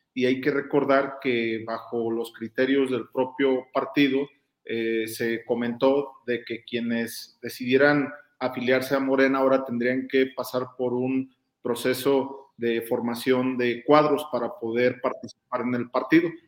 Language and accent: Spanish; Guanajuato, Mexico; Yo soy guanajuatense